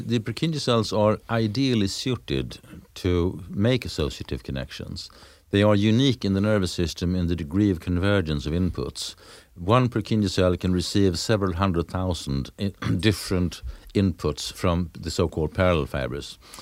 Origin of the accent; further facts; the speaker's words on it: Lund, Skåne, Sweden; my hometown, in Lund